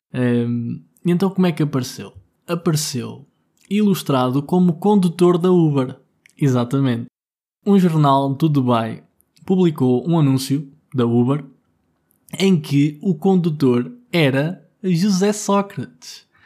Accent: Vila Nova de Tazem, Centro, Portugal; moved away; also born or lived in Lisbon; porque eu agora estou em Gouveia, estou na minha terra. Uh, em Gouveia, mais, mais especificamente em Vila Nova de Tazem

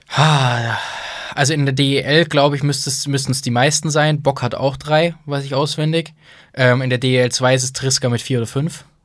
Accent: Bonn, North Rhine-Westphalia, Germany; ich bin in Bonn geboren, ne? das war damals noch Hauptstadt

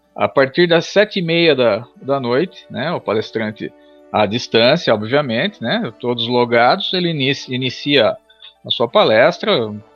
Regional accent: Tatuí, São Paulo, Brazil; como cidadão tatuiano, como nascido e criado em Tatuí

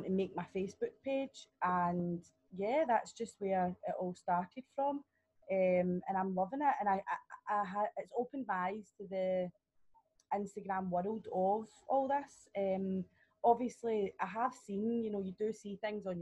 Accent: Scotland, United Kingdom; also born or lived in Australia; I live at home with my dad. That's the main reason I came home from Australia, or I wouldn't be back in Scotland.

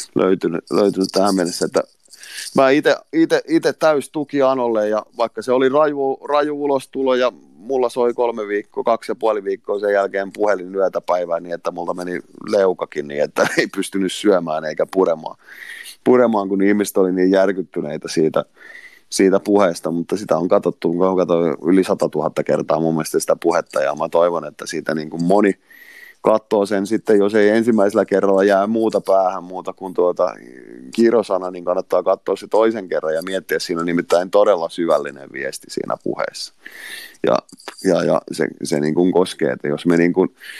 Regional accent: Finland; Tämä on mun kotimaa

